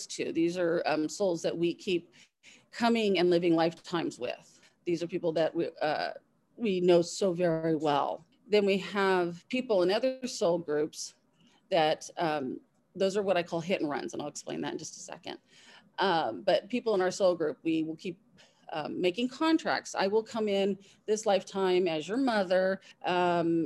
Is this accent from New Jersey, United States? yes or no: no; Southern California, United States; I grew up in Southern California